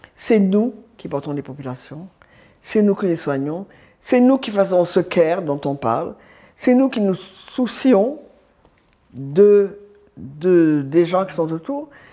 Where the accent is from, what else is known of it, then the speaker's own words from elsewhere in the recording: Dakar, Senegal; je suis sénégalaise, je suis née à Dakar, j'ai grandi, je suis mariée au Sénégal